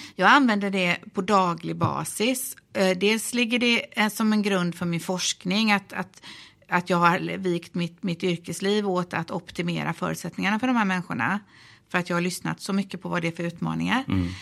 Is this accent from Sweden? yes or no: yes; Gothenburg, Västra Götaland, Sweden; jag är ju från Göteborg